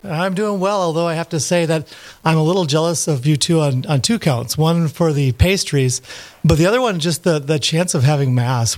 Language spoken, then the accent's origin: English; Park Rapids, Minnesota, United States; moved away; also born or lived in Steubenville, Ohio; I'm from Park Rapids, Minnesota originally